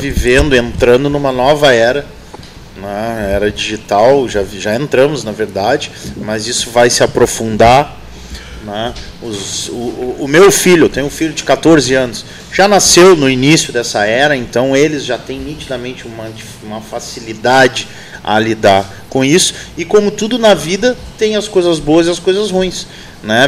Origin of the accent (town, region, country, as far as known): Pelotas, Rio Grande do Sul, Brazil; born or raised there; also born or lived in Santa Maria